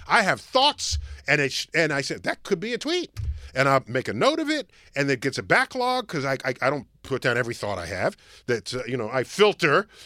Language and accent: English; New York City, New York, United States; I'm from the Bronx